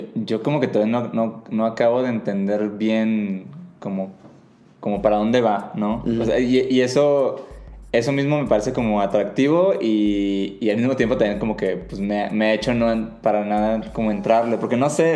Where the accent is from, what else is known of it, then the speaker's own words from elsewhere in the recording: Mazatlán, Sinaloa, Mexico; moved away; yo personalmente vengo de una ciudad chica, Mazatlán, Sinaloa